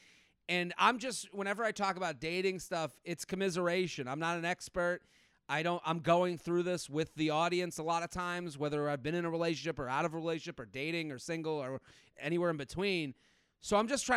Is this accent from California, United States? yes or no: no; Needham, Massachusetts, United States; moved away as an adult; also born or lived in Pennsylvania; I'm from outside of Boston, town called Needham. I grew up there.